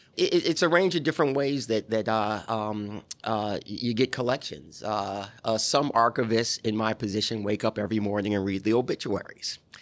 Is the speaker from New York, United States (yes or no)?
yes; New York, United States; moved away as an adult; also born or lived in Atlanta; I'm from New York